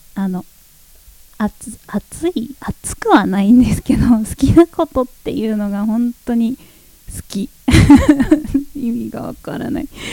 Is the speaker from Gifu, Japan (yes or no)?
no; Sosa, Chiba, Japan; 地元ですね私が生まれ育った町千葉県匝瑳市